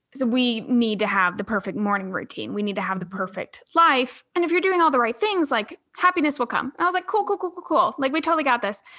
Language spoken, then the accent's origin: English; Charleston, South Carolina, United States; I'm from Charleston, South Carolina